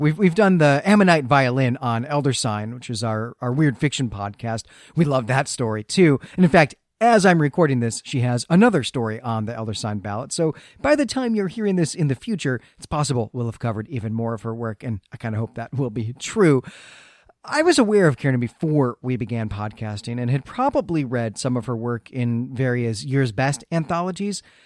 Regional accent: Great Lakes, United States; moved away; when I was growing up in the Great Lakes

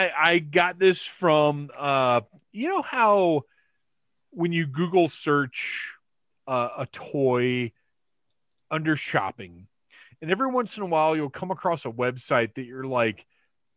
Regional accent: Georgia, United States; also born or lived in North Carolina; I was born in North Carolina, raised in Georgia.

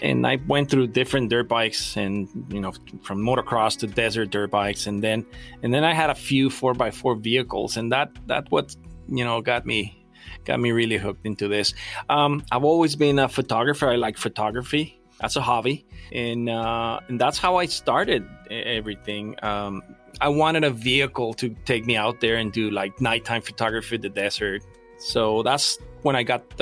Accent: Tecate, Baja California, Mexico; moved away as an adult; also born or lived in San Diego, California; now in Jamul, United States; I was born in a small town in Baja that is called Tecate, like the Tecate beer

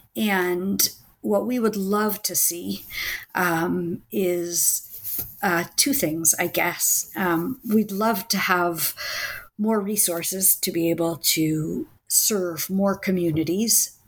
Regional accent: Washington, District of Columbia, United States; now in Israel; I grew up in, Was- in the Washington, D.C. area

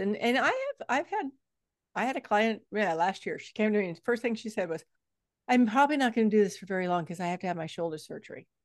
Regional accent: Texas, United States; I come from Texas. Texas is flat as a board

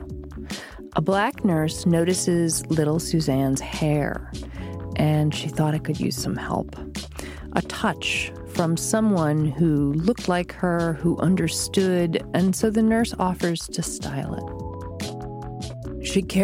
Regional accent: Massachusetts, United States; we both grew up in Massachusetts.

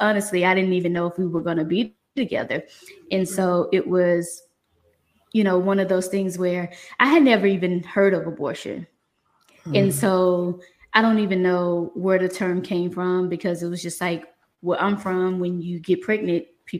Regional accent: Mississippi, United States; now in Atlanta, United States; I'm originally from Mississippi, so born and raised, bred, you know, country girl, but decided to move

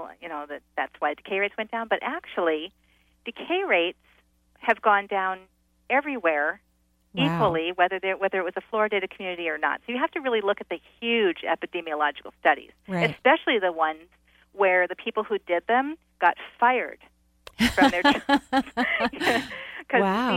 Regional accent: East Coast, United States; now in West Coast, United States; I was raised on the East Coast

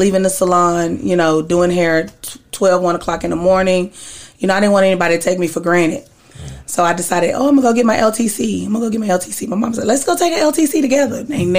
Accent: Dallas, Texas, United States; Born and raised in Dallas. I'm a massage therapist.

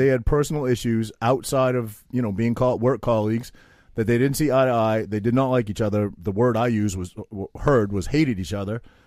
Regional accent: Maine, United States; I'm this kid from Maine

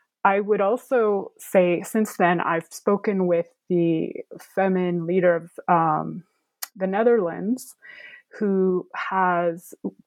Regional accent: United States; myself being American, fluent in Ukrainian, living in the United States.

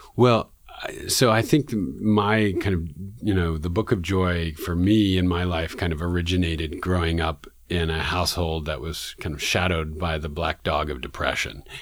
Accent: New York City, New York, United States; one of my experiences as a young person growing up in Man-, in Manhattan in New York City

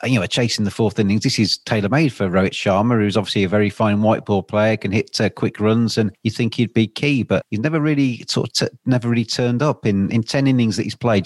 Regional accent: England, United Kingdom; I'm obviously English

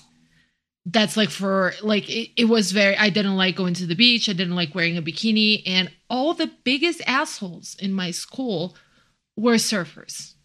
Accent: Brazil; now in Mexico City, Mexico; I'm from Brazil, and I'm actually living in Mexico City

